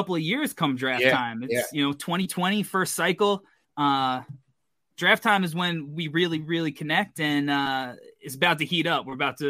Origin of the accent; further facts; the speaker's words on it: New York, United States; So I as a New Yorker, like me too, growing up listening to The Fan